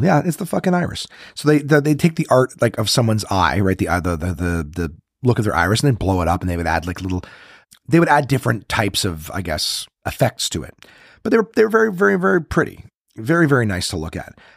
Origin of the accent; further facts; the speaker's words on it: Ottawa, Ontario, Canada; I'm from Ro-, in Ottawa.